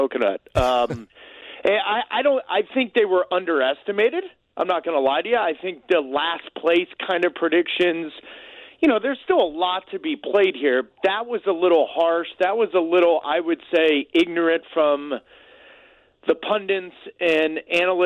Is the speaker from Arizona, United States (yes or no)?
no; St. Louis, Missouri, United States; moved away; I'm from St. Louis. I've never been more proud to say my family's there. That city raised me